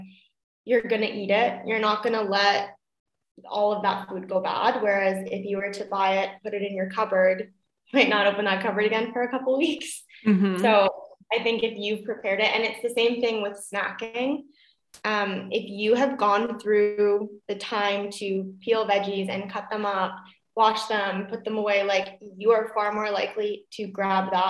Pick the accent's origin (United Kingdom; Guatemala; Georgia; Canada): Canada; also born or lived in Niagara Falls, Canada; now in Germany; I am from Canada